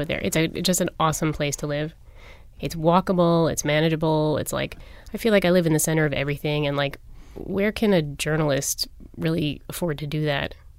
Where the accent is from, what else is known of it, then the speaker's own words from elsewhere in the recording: New York, United States; moved away as an adult; now in Philadelphia, United States; I'm actually a New York native